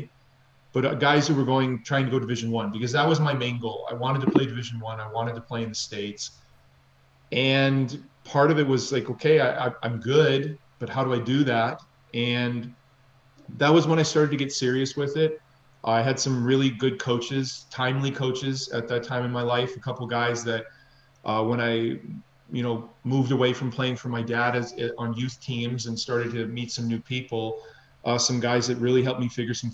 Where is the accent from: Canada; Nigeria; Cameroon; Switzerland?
Canada; also born or lived in Minneapolis, Minnesota, United States; I was born in Minneapolis, Minnesota. My father's American, my mother's Canadian. And then we moved to Canada when I was 5